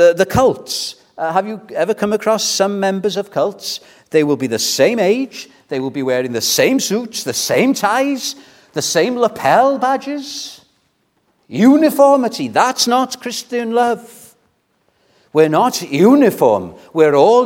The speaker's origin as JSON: {"language": "English", "region": "Wales", "country": "United Kingdom", "tie": "born or raised there", "said": "When I was brought up in Welsh evangelicalism, it was Welsh-speaking evangelicalism"}